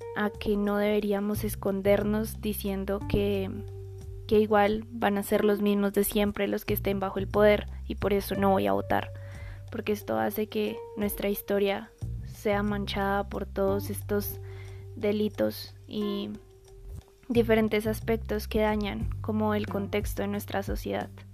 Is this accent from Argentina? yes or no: no; Colombia